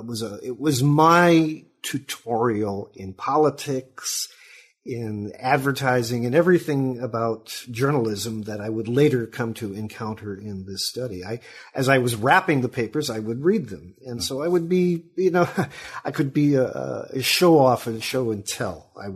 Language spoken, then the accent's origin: English; Sacramento, California, United States; also born or lived in Chicago; I was born in Chicago. I don't want to take it that far back. But my family moved to Sacramento, California about 1952, where my father was working for the defense industry. And so I grew up there.